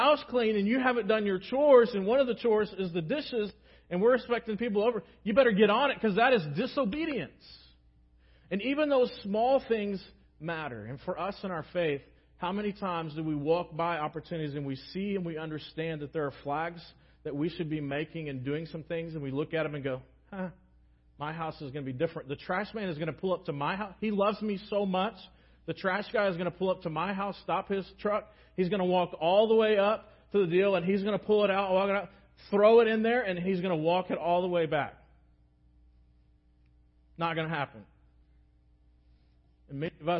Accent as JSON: {"language": "English", "country": "United States", "said": "especially as American Christians"}